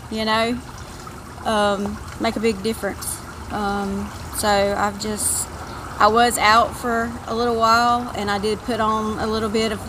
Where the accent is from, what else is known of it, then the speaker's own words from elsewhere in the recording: Tifton, Georgia, United States; I'm from Tifton.